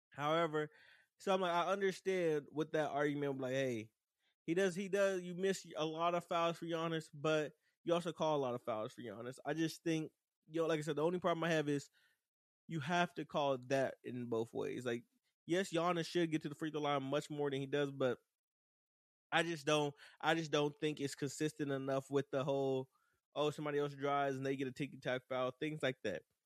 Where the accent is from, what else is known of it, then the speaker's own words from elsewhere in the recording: Dallas, Texas, United States; Dallas is my hometown, but I felt very embarrassed to be from Dallas